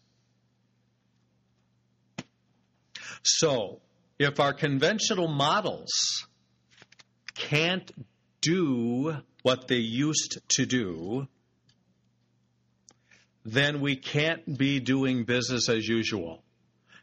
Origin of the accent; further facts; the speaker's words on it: United States; we're American consumers